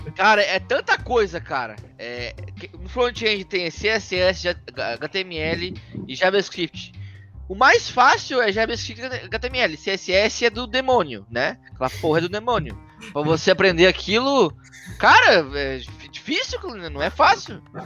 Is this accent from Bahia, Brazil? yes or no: no; Florianópolis, Santa Catarina, Brazil; sou brasileiro, né, aqui do Sul, Floripa.